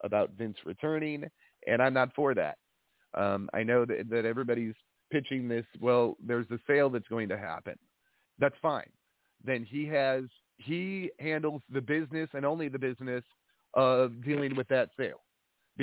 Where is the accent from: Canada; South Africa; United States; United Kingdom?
United States; Peru, Illinois; now in California, United States; I am from the Peru, Illinois area.